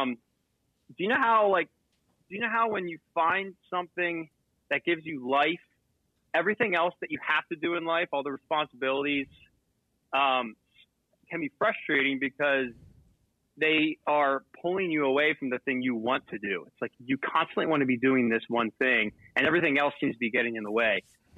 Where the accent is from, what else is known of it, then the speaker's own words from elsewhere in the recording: Manheim, Pennsylvania, United States; I was born and raised in a really small town called Mannheim in Pennsylvania, and it's primarily an agric